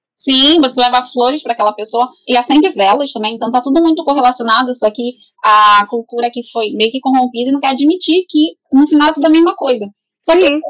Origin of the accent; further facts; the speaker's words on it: Rio de Janeiro, Brazil; Eu vim do Complexo do Alemão, que é uma grande favela aqui do, do Rio